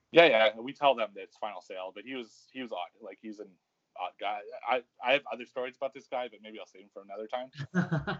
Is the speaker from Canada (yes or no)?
yes; Canada; I'm, I'm Canadian